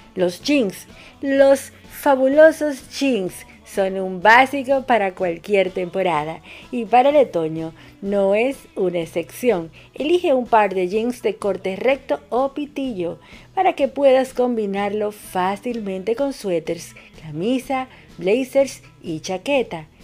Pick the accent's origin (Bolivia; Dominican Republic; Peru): Dominican Republic; now in Argentina; una dominicana en Argentina